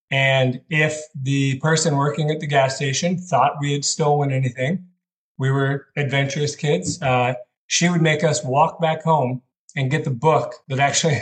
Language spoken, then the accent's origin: English; Des Moines, Iowa, United States; moved away as an adult; now in Texas, United States; I'm actually from Des Moines, Iowa